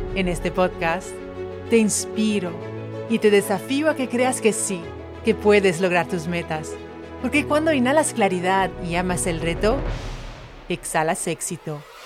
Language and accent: Spanish; French Polynesia; Spanish is a second language; moved away as an adult; now in Valencia, Spain; soy de Tahití, de ahí el acento